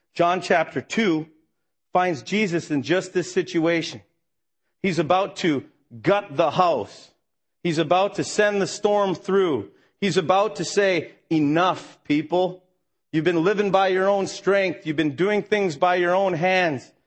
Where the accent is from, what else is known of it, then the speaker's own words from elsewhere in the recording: Minnesota, United States; I grew up in Minnesota